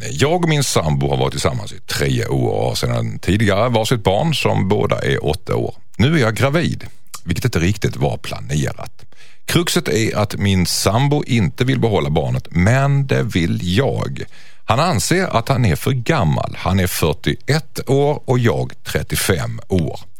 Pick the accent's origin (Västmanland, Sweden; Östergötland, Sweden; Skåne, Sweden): Skåne, Sweden; accent: Scanian (skånska); jag och Jossan har en liten beef om att hon härmar min skånska.